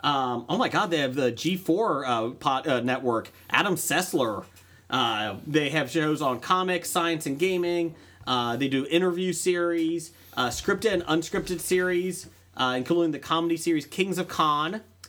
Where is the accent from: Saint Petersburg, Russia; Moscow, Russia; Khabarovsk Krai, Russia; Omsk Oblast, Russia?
Moscow, Russia; now in Mississippi, United States; That's what I want to see in my life, is a real Russian Southerner. I'm from Moscow, but I live in Mississippi.